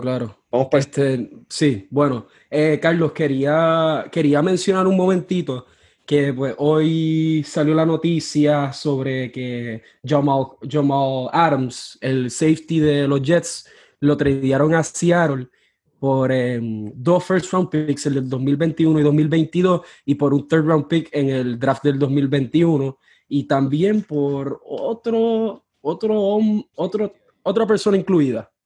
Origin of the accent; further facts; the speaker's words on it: Mayagüez, Puerto Rico; moved away as an adult; now in New Orleans, United States; Yo soy de Mayagüez, Puerto Rico, pero ahora mismo estoy en Nueva Orleans porque estudio acá en la Universidad de Loyola